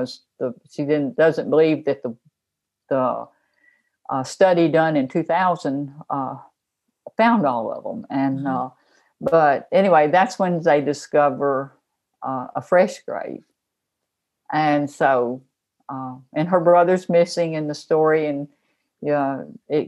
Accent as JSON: {"language": "English", "town": "Memphis", "region": "Tennessee", "country": "United States", "tie": "born or raised there", "said": "I grew up in Memphis"}